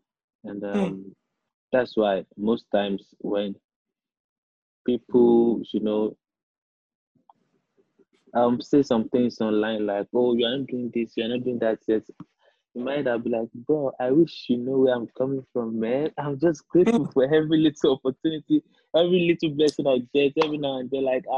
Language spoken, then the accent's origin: English; Bariga, Lagos, Nigeria; It's very dark out there because it's like, I don't know. You wake up in the morning and you feel like there's no hope. That's what my hood feels li